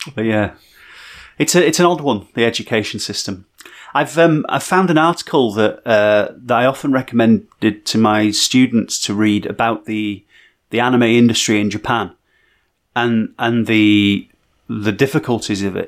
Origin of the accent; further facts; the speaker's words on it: Barnsley, Yorkshire and the Humber, United Kingdom; growing up in Barnsley